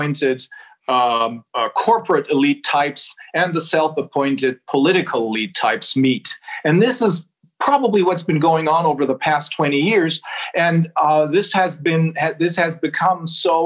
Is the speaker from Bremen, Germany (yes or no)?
yes; Bremen, Germany; also born or lived in Göttingen / Los Angeles / Japan; This is my hometown, Bremen